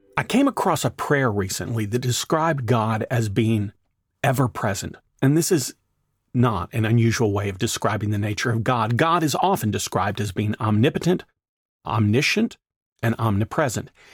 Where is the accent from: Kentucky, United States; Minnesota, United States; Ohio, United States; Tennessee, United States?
Tennessee, United States; now in Atlanta, United States; when I was growing up in Tennessee